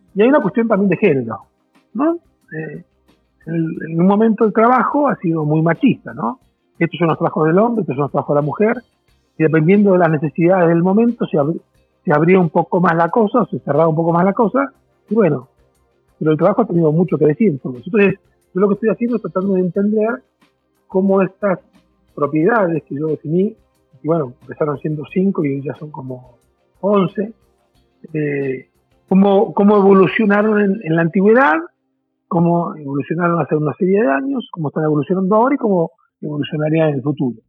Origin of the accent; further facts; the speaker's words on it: Argentina; moved away as an adult; also born or lived in Brazil; now in Mexico; Yo soy argentino, hace 17 años que en México.